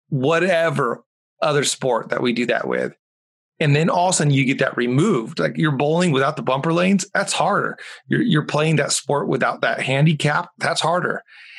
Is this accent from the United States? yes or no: no; Mexico; English is a second language; Or football, as I grew up calling it in Mexico.